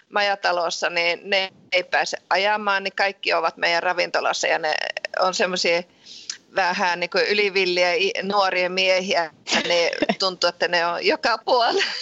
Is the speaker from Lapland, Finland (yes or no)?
yes; Ranua, Lapland, Finland; born there; mä oon itse syntynyt Ranualla ja se on Lapissa